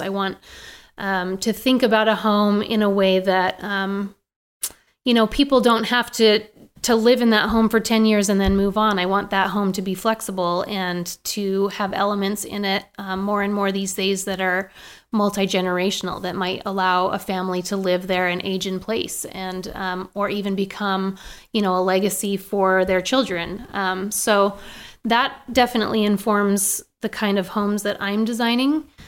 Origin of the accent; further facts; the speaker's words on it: Maine, United States; now in Boise, United States; I grew up in Maine